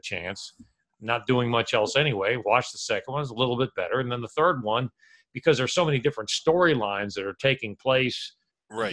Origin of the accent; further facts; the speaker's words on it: United States; I'll never knock my home country